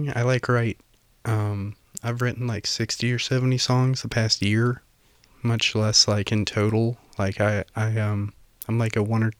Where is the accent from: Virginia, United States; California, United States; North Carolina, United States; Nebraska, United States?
Virginia, United States; Roanoke; moved away; I was in Roanoke. I'm from Southwest Virginia.